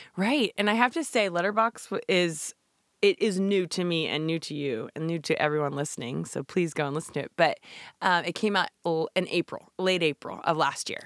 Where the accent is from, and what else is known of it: Shenandoah Valley, Virginia, United States; born or raised there; also born or lived in California / New Jersey